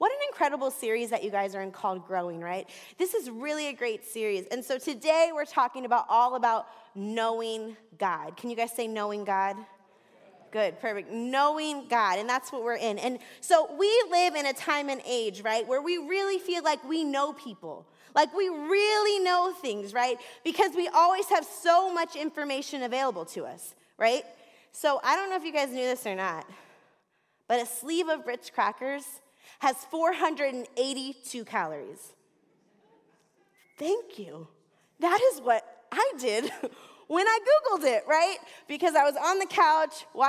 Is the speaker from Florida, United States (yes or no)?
yes; Florida, United States; also born or lived in Southwest Detroit; now in Detroit, United States; I'm from Florida